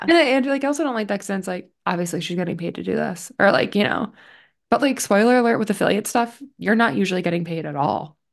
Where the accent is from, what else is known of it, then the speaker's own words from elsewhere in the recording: Connecticut, United States; from Little Connecticut